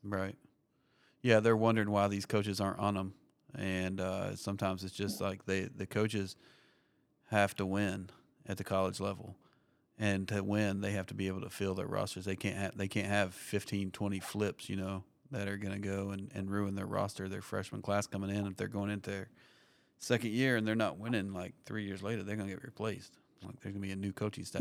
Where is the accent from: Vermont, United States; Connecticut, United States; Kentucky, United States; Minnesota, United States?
Kentucky, United States; moved away as an adult; now in Tampa, United States; I grew up in Kentucky, and uh, we ended up in Tampa, Florida